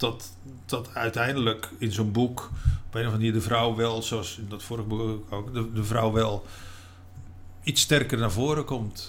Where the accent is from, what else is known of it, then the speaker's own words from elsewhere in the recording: Utrecht, Netherlands; moved away as an adult; also born or lived in Rotterdam / Spain; Ik kom uit Utrecht, heb in Rotterdam gewoond en daarna in Spanje.